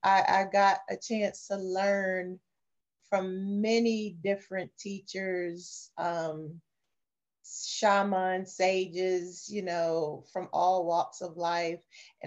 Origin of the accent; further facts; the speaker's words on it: New York City, New York, United States; also born or lived in the South (US); I was born and bred in the South, buttered and jellied in New York City. So I'm not quite fully Southern